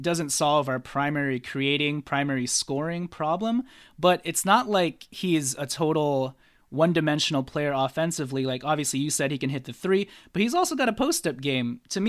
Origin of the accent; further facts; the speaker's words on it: Philippines; I'm Filipino, okay? I mess up idioms a lot.